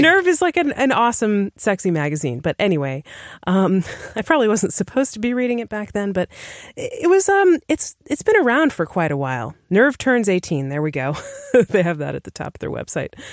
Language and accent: English; New Hampshire, United States; we're from New Hampshire